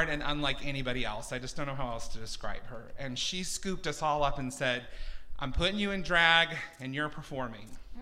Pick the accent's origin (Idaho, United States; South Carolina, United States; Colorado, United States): Idaho, United States; Twin Falls; I'm from Twin Falls, and that's where I grew up